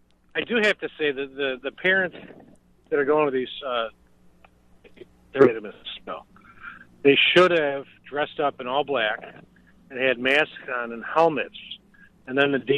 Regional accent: Illinois, United States; now in Austin, United States; I'm originally from Illinois

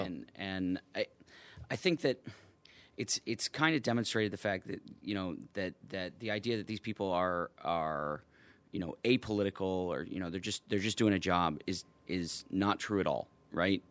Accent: Chicago, Illinois, United States; native, native son of Chicago, went to DePaul, uh, went to high school at Fenwick

